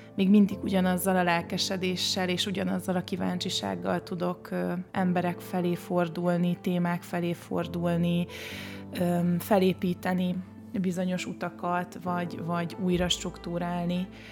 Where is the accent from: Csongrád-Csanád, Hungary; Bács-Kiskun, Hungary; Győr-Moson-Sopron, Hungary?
Csongrád-Csanád, Hungary; Csongrád; moved away; én Csongrádi vagyok, az ugye egy alföldi kisváros